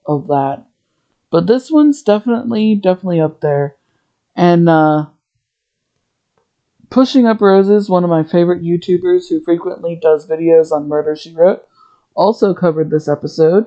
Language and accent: English; Ohio, United States; I'm from Ohio